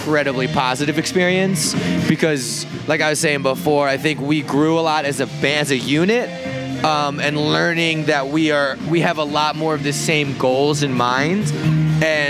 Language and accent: English; Virginia, United States; moved away as an adult; also born or lived in San Francisco Bay Area; now in San Francisco, United States; I'm from Virginia.